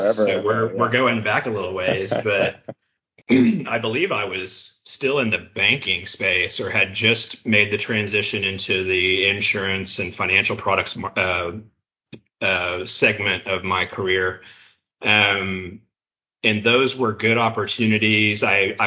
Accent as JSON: {"language": "English", "town": "Tulsa", "region": "Oklahoma", "country": "United States", "tie": "born or raised there", "also_born_or_lived": "Edmond, Oklahoma", "said": "I grew up in the Tulsa area. I've lived in Oklahoma my whole life"}